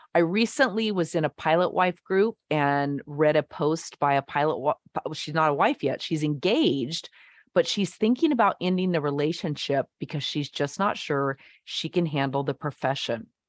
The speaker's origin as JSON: {"language": "English", "region": "the West", "country": "United States", "also_born_or_lived": "Nashville", "moved": "as an adult", "said": "I'm from the West."}